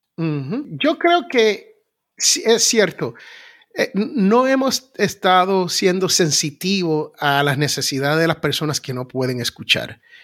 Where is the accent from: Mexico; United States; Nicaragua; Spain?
United States; aquí en los Estados Unidos hay lo que yo llamo la gran nación norteamericana donde yo nací